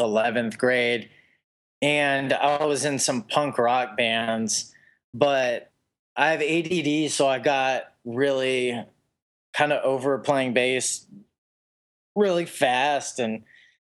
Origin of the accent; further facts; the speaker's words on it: Youngstown, Ohio, United States; I grew up in Youngstown, Ohio, which is dead smack in the middle of Pittsburgh, Pennsylvania, and Cleveland, Ohio.